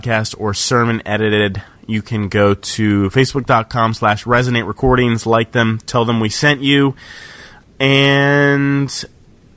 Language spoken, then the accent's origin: English; Pittsburgh, Pennsylvania, United States; Pittsburgh, PA, my hometown.